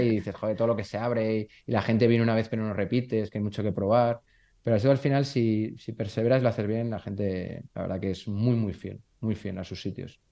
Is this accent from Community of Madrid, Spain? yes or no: no; Burgos, Castile and León, Spain; soy de Burgos